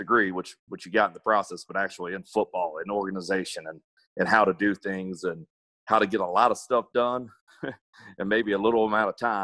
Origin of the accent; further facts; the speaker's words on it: Baton Rouge, Louisiana, United States; moved away as an adult; now in Houston, United States; I'm from Baton Rouge, Louisiana